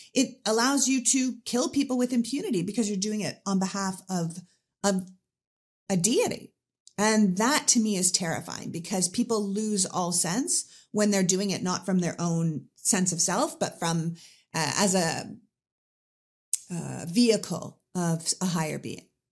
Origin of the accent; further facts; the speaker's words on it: Canada; now in United States; I was Anglican growing up 'cause I'm Canadian.